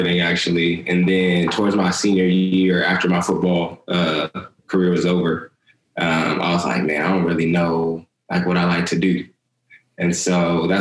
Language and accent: English; San Antonio, Texas, United States; also born or lived in Abilene, Texas; now in Houston, United States; I'm based in Houston, Texas, but I'm originally from San Antonio.